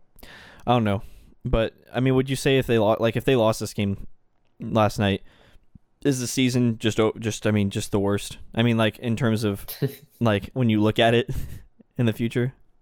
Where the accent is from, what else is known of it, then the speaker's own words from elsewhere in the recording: Michigan, United States; I'm from Michigan